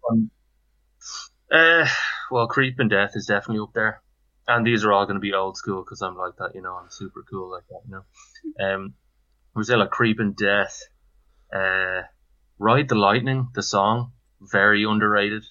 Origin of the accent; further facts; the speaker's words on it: Dublin, Leinster, Ireland; I'm from Cloney in Dublin. Um, uh, I live in Shankill in Dublin at the moment, and uh, yeah, I'm basically uh, been uh, living here all my life